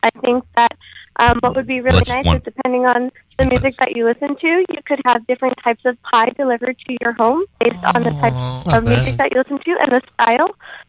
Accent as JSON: {"language": "English", "town": "Astoria", "region": "New York", "country": "United States", "said": "I'm from Astoria."}